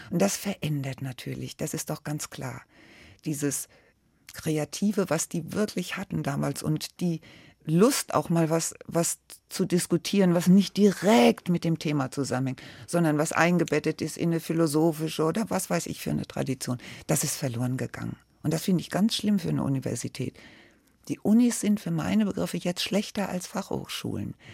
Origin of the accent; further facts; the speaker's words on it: Frankfurt, Hesse, Germany; also born or lived in Berlin; Ich bin ja in Pankow geboren er hatte die Ost-CDU mitgegründet und da musste er weg und kam dann nach Frankfurt und wurde dann Gewerkschafter hier. Und deswegen sind wir dann nach Frankfurt gekommen.